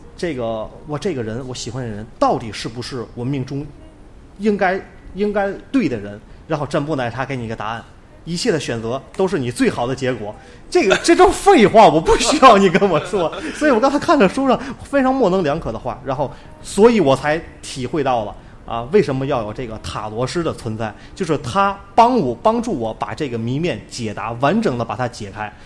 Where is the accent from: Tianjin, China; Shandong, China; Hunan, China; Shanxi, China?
Tianjin, China; accent: Tianjin dialect; 通常的风格可能是我会讲天津话呀，会用一些本土的方言啊